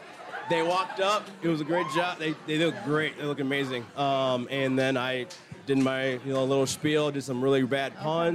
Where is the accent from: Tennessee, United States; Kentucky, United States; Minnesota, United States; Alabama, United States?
Minnesota, United States; also born or lived in Illinois; I grew up in Minnesota. I lived in Illinois for a little bit. I joined the military when I was 20.